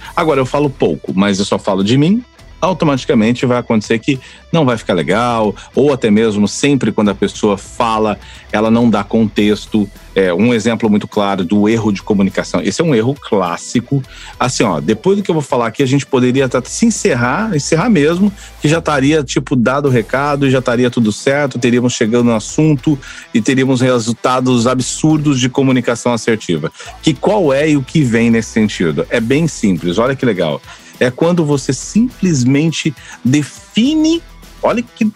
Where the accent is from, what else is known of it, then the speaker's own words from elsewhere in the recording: interior of São Paulo, Brazil; moved away as an adult; now in Florianópolis, Brazil; Faz 18 anos que moro em Floripa, sou do interior de São Paulo